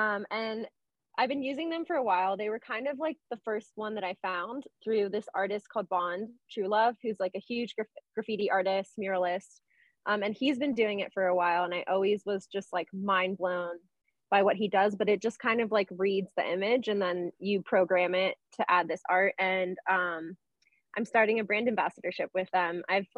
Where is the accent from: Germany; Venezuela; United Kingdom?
Venezuela; I grew up, I'm from Venezuela and my family's Catholic.